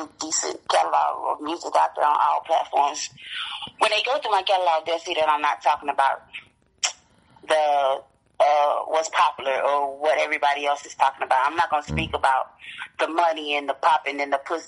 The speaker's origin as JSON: {"language": "English", "town": "Gary", "region": "Indiana", "country": "United States", "tie": "born or raised there", "also_born_or_lived": "Chicago, Illinois", "moved": "yes", "lives_now": "Fayetteville, North Carolina, United States", "said": "I was born and raised in Gary, Indiana"}